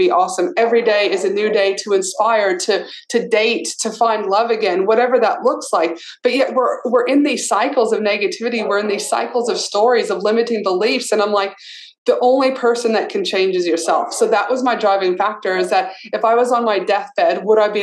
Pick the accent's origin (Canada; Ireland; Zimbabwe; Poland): Canada; also born or lived in Albuquerque, New Mexico, United States / North Carolina, United States; now in Australia; I grew up in Canada, so when Christmas would be so cold, we'd always stay at home